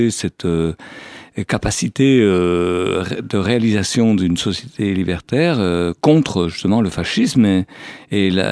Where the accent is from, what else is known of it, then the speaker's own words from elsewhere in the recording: Savoie, Auvergne-Rhône-Alpes, France; now in Malaga, Spain; Je suis né dans les Alpes en Savoie